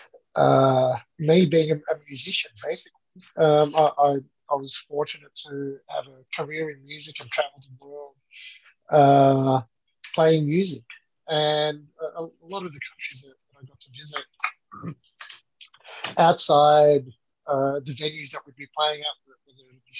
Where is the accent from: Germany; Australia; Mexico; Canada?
Australia; Melbourne, Victoria; accent: Australian; moved away as an adult; now in Philippines; Originally from Melbourne, out in the western suburbs. That's where I grew up.